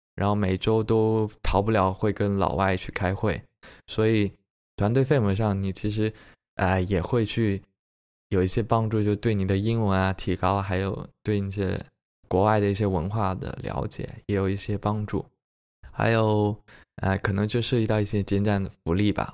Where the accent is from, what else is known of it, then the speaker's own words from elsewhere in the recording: Jiangxi, China; also born or lived in Beijing; now in Suzhou, China; 我是江西人，所以说我比较吃湘菜